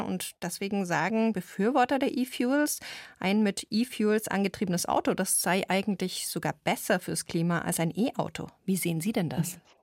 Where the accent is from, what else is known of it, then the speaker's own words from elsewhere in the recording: Bavaria, Germany; bei uns in Bayern